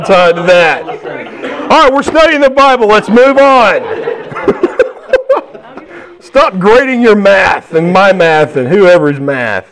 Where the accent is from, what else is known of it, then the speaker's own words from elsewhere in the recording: Alabama, United States; I'm from Alabama